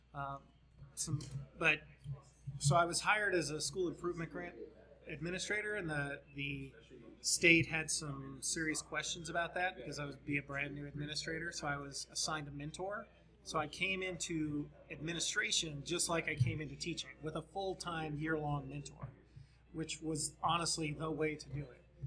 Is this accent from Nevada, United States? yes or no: yes; Las Vegas, Nevada, United States; I'm a native from Las Vegas